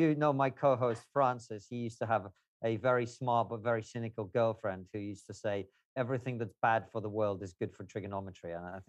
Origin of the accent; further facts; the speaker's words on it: Moscow, Russia; born there; English is a second language; also born or lived in Uzbekistan / Ukraine; no, I grew up all over the place. I was born in Moscow. I lived there for some time. Then my family lived in Uzbekistan.